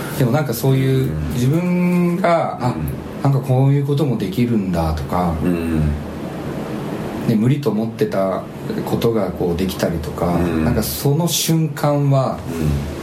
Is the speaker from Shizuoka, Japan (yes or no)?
yes; Shizuoka, Japan; moved away; 地元が静岡だったから